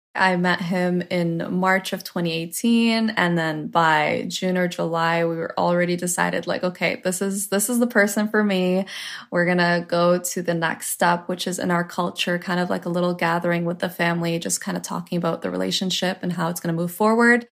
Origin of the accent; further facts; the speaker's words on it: Toronto, Ontario, Canada; I am Lebanese Canadian. My parents were born in Lebanon. I was born in Toronto, Canada